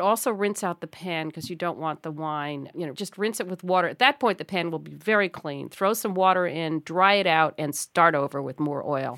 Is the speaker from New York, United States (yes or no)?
yes; New York City, New York, United States; moved away; that's my hometown